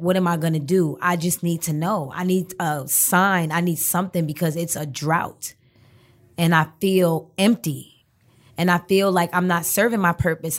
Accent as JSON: {"language": "English", "town": "New York City", "region": "New York", "country": "United States", "tie": "born or raised there", "also_born_or_lived": "Brooklyn", "said": "a lot of my childhood I spent in Harlem"}